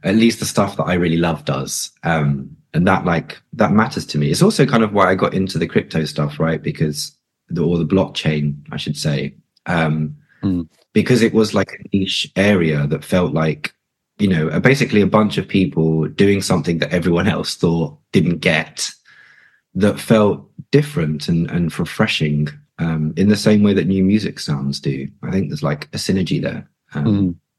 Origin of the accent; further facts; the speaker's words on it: London, United Kingdom; I'm North London born and born and raised